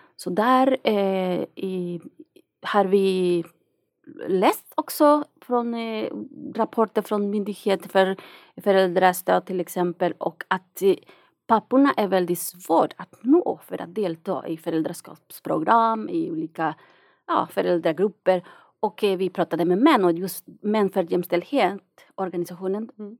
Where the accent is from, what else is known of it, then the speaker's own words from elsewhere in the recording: Nicaragua; Swedish is a second language; moved away as an adult; now in Sweden; jag kommer från Nicaragua